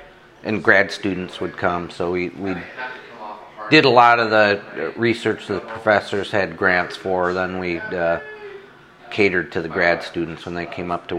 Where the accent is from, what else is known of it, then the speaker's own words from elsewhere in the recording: Cuba, New York, United States; moved away as an adult; also born or lived in Idaho; I grew up in western part of New York State. Yeah. A little town called Cuba, New York.